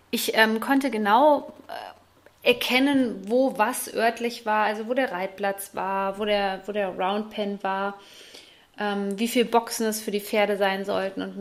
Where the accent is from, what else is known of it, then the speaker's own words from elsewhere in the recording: Bad Hersfeld, Hesse, Germany; dass ich meine alte Heimat vermisse, also Bad Hersfeld, die Rhön.